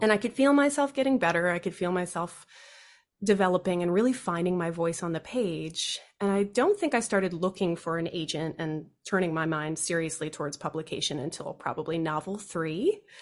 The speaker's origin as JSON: {"language": "English", "area": "D.C.", "region": "Virginia", "country": "United States", "tie": "born or raised there", "said": "I grew up in the U S of A outside of Washington, D C. I grew up mostly in Virginia"}